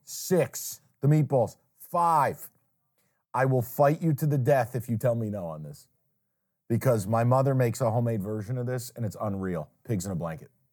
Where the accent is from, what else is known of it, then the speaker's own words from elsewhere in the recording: Saratoga Springs, New York, United States; moved away; there's a place in my hometown that I take people when they, when they come to Saratoga and we do a taste of my hometown